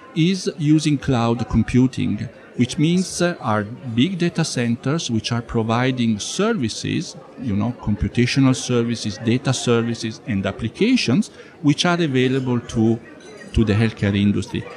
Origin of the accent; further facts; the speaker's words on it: Italy; I am from Italy